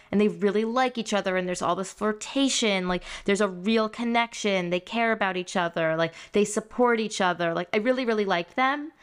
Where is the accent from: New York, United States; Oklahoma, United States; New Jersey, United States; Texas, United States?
New York, United States; Great Neck; I grew up in Great Neck with so many Persians